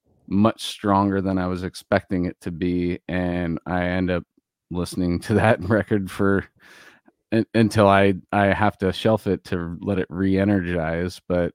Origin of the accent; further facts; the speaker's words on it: California, United States; We're fucking bros from Cali, bro.